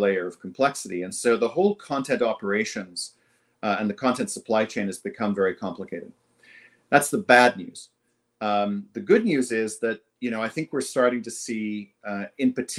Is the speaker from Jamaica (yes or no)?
yes; Jamaica; now in Toronto, Canada; I am Jamaican by birth